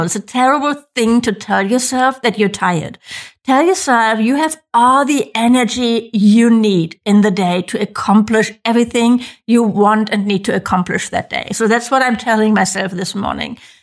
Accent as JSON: {"language": "English", "country": "Germany", "said": "I'm from Germany"}